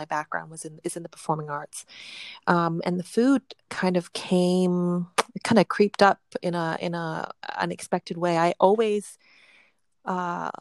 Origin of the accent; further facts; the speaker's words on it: Vancouver, British Columbia, Canada; also born or lived in Hong Kong; My family's from Hong Kong, but we immigrated to Canada when I was just 1 year old. And we grew up in Vancouver